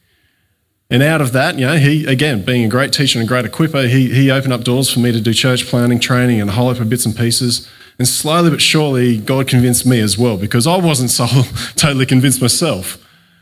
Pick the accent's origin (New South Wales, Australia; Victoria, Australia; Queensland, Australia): New South Wales, Australia; Coffs Harbour; moved away as an adult; also born or lived in Cooma, Australia; now in Narooma, Australia; I grew up in Coffs Harbour, but my family's from the Cooma area, and I ended up back there after high school.